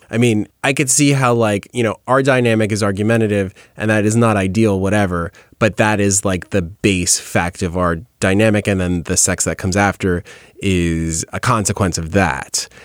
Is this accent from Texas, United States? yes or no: no; New York, United States; Sorry, I'm from New York.